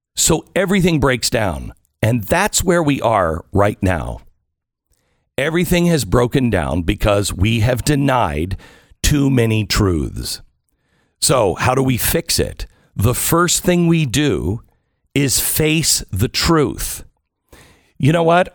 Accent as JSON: {"language": "English", "region": "Pacific Northwest", "country": "United States", "tie": "born or raised there", "said": "I grew up in the Pacific Northwest, so I'm used to that kind of weather"}